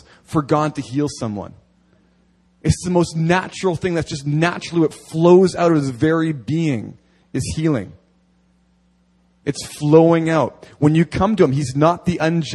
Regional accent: near Steinbach, Manitoba, Canada; now in Seoul, South Korea; near my hometown, there is an apostolic church, a recognized apostle in Canada

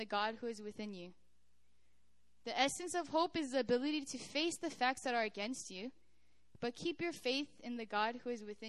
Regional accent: United States; moved away as an adult; also born or lived in Korea; I'm from America

